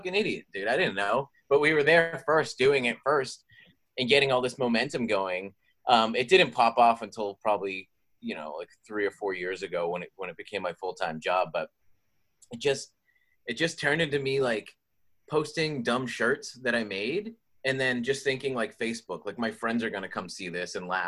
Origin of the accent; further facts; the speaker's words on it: Boston, Massachusetts, United States; I'm from Boston, Massachusetts